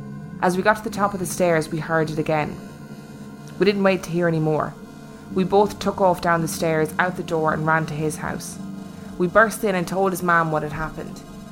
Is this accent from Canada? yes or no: no; Limerick, Munster, Ireland; one of those years I was living in Dublin. I'm from Limerick, by the way.